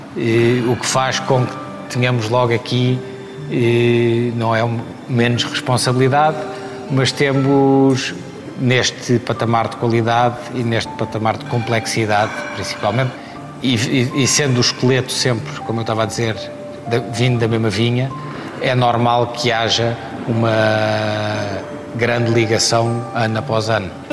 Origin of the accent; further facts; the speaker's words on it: Herdade de São Miguel, Alentejo, Portugal; o sítio onde eu cresci para o sítio onde eu trabalho